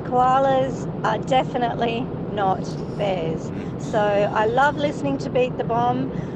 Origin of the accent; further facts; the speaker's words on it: Australia; also born or lived in Tipperary; now in Ireland; I'm an Australian girl